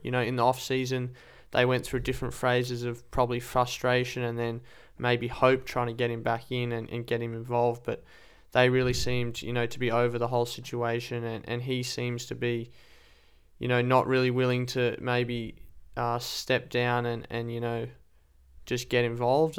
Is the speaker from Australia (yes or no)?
yes; Australia; as an Australian fan